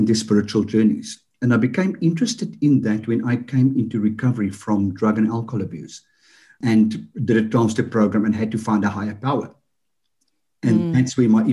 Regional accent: Johannesburg, Gauteng, South Africa; accent: South African; I grew up in Johannesburg.

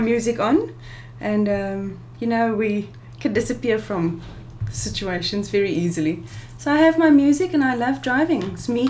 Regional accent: Robertson, Western Cape, South Africa; I am originally from Robertson.

